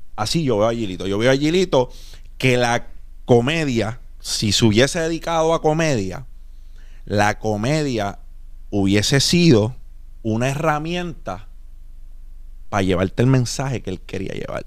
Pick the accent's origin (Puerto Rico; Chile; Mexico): Puerto Rico; nosotros somos de Puerto Rico